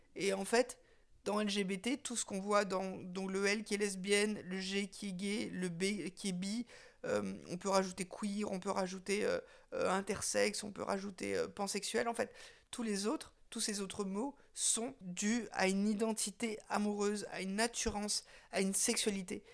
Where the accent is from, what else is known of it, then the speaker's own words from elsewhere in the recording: Windward Islands, French Polynesia; moved away; je me suis retrouvée à Tahiti, là où j'ai grandi